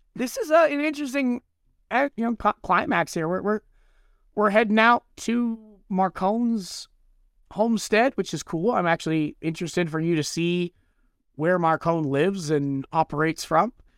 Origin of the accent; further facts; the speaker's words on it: Southern California, United States; I grew up in Southern California